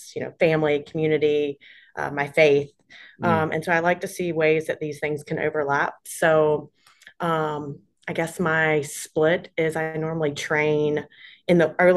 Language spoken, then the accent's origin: English; Charlotte, North Carolina, United States; I live in Charlotte, North Carolina. That's where I'm originally from. It's my hometown.